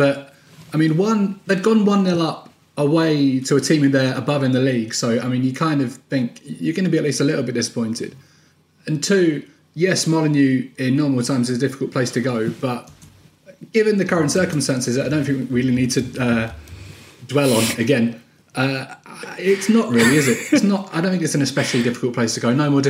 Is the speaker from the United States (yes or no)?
no; England, United Kingdom; us as English people